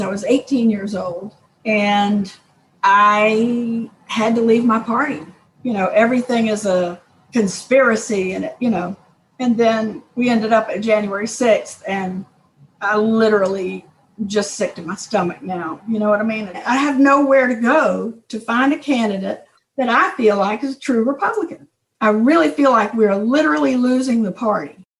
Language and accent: English; Savannah, Georgia, United States; I'm from Savannah, Georgia